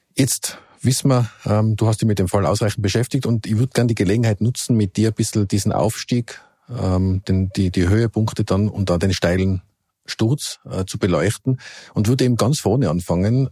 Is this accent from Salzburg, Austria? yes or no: no; Innsbruck, Tyrol, Austria; now in Vienna, Austria; als Bürger von Innsbruck oder Ex-Bürger, jetzt bin ich ja Wiener